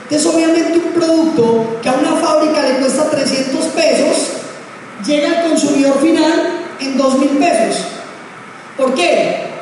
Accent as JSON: {"language": "Spanish", "town": "Pereira", "region": "Risaralda", "country": "Colombia", "said": "Si usted y yo como pereiranos, como colombianos, entendemos esto, entendemos que tenemos una oportunidad que pocas veces se nos presenta."}